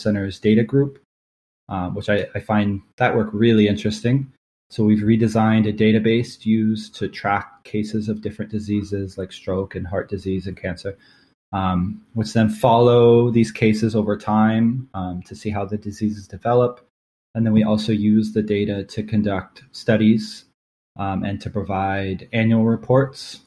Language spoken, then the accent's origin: English; Portland, Oregon, United States; moved away as an adult; now in Barbados; I'm 27 years old and I'm from Portland, Oregon.